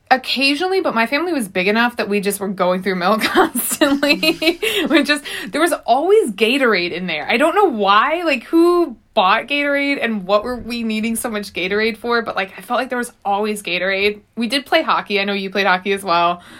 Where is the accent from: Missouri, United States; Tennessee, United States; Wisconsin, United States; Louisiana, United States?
Missouri, United States; St. Louis; now in Los Angeles, United States; I'm from Saint Louis.